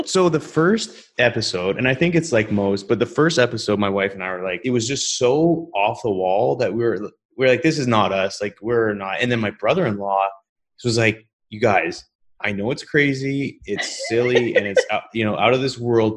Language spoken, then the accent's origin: English; British Columbia, Canada; also born or lived in Calgary, Canada; now in Houston, United States; I grew up in, in British Columbia. My mom and I moved out there when I was five